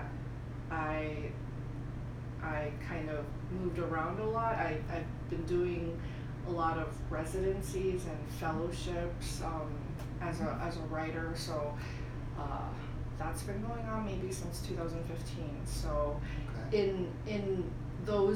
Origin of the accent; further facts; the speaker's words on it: Bay Area, California, United States; also born or lived in Wuhan, China / Boston, Massachusetts / Mountain View, California; I mostly grew up in the Bay Area